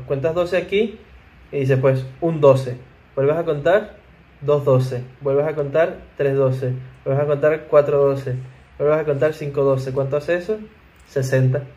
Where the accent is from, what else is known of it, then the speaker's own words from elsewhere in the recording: Venezuela; nosotros hablamos español y somos venezolanos.